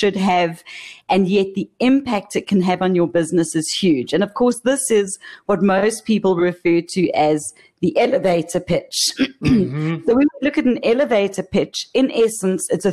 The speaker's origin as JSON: {"language": "English", "country": "South Africa", "moved": "as an adult", "lives_now": "Australia", "said": "initially I'm from Africa. We recently immigrated to Australia"}